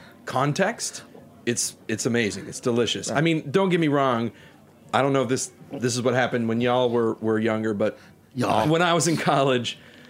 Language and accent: English; Texas, United States; I'm born and raised in Texas, 100% WASP.